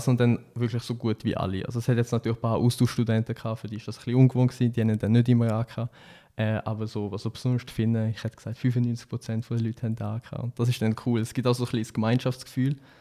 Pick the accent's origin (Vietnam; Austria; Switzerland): Switzerland; als Schweizer